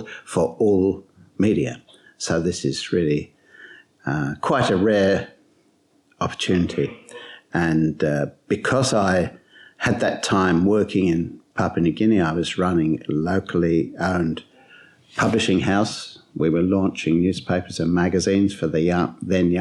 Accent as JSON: {"language": "English", "area": "Essex", "region": "East of England", "country": "United Kingdom", "tie": "born or raised there", "moved": "as an adult", "lives_now": "Australia", "said": "I grew up in Essex, east of London"}